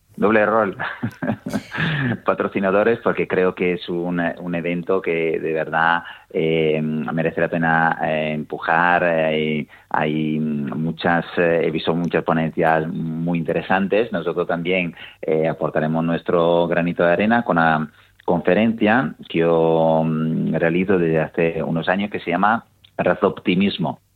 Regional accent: Italy; moved away; yo soy italiano

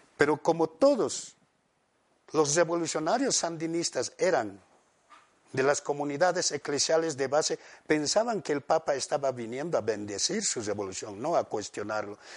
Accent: Bolivia

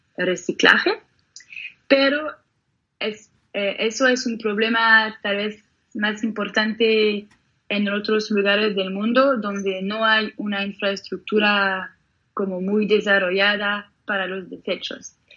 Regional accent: Geneva, Switzerland; por las orillas del lago, en, Ginebra, donde yo nací

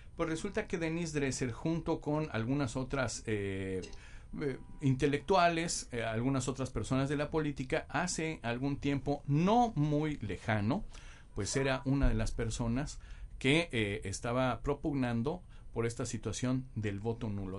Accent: Mexico; como mexicanos en general

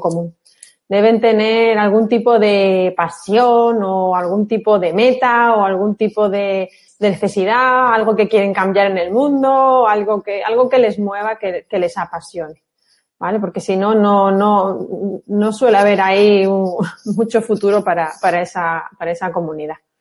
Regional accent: Málaga, Andalusia, Spain; las malagueñas lo tenemos un poco más fácil, la gran mayoría somos malagueñas

